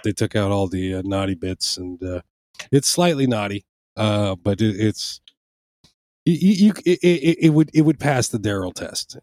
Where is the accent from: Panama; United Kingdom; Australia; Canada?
Panama; now in United States; in Panama, I grew up watching them